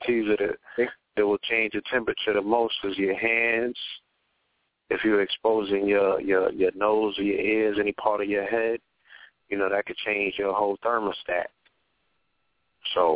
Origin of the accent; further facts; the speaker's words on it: New York City, New York, United States; I'm in my hometown, Flatbush.